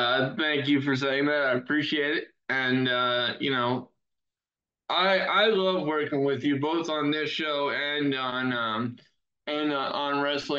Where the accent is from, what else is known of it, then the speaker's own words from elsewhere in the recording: United States; as an American wrestling fan